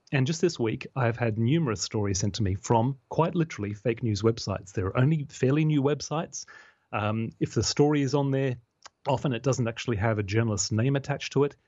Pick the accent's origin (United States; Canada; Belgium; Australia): Australia; now in United Kingdom; my home country, in Australia